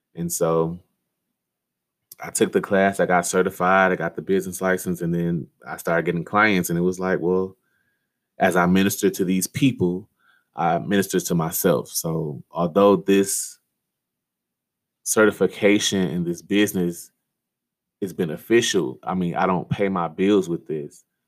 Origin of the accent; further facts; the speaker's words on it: Detroit, Michigan, United States; I was born and raised in Detroit, Michigan